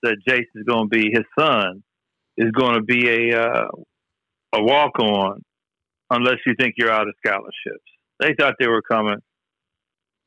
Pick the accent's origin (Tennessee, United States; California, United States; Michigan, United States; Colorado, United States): Michigan, United States; Flint; now in Lansing, United States; I grew up in Flint